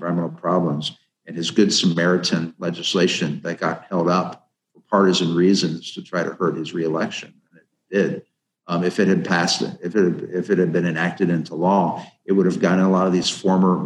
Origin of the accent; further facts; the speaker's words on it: Ohio, United States; my home state of Ohio, my home county